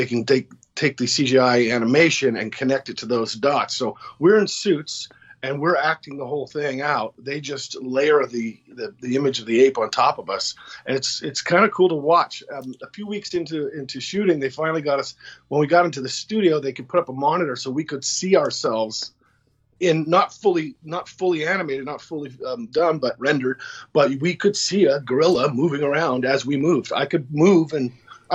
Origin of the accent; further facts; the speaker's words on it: Canada; I'm Canadian, watch Hockey Night in Canada